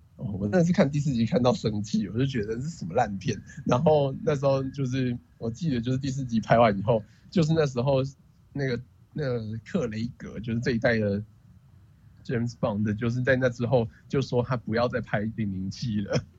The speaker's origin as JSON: {"language": "Chinese", "country": "Taiwan", "said": "百分之九十我台湾人被这样讲，一定会超不爽。但就是这就是我们的 background"}